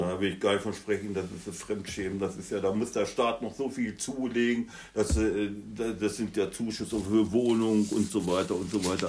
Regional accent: Germany; bei uns in Deutschland

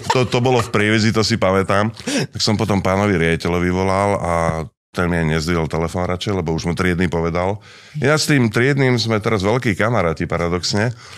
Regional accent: Partizánske, Trenčín Region, Slovakia; moved away; also born or lived in Pezinok; narodil som sa v malinkom mestečku, ktoré Nemci volajú Banditenstadt. Čiže partizánske?

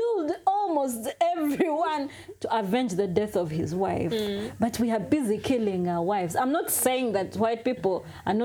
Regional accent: Kabale, Western Region, Uganda; I am Mchiga from Kabale

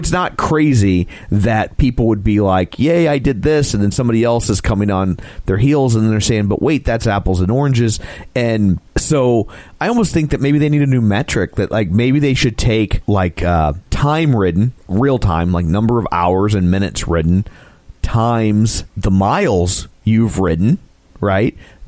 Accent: United States; Well, I'm American, so it's baño.

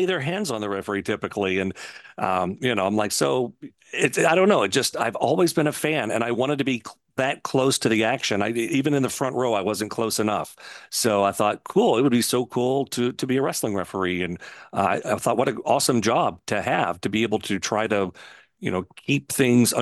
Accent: Louisville, Kentucky, United States; I used to go to the Louisville Gardens with my dad on Tuesday nights. We had front row seats. You know, we were always there. So I grew up on Memphis wrestling, which in turn came to Louisville every Tuesday, which is where I'm based out. I live here in Louisville still

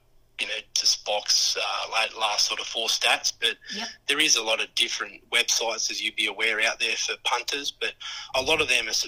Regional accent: Wagga Wagga, New South Wales, Australia; now in Bulli, Australia; I grew up in Wagga

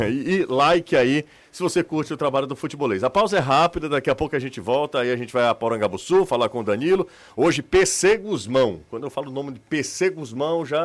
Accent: Fortaleza, Ceará, Brazil; Eu sou de Fortaleza.

